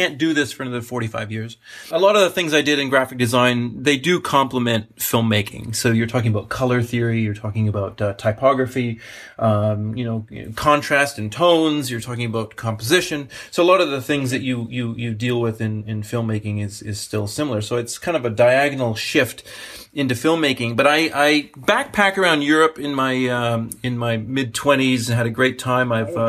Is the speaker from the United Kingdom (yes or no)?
no; Canada; I'm a Canadian. I'm a British Canadian. I'm a British citizen and a Canadian citizen.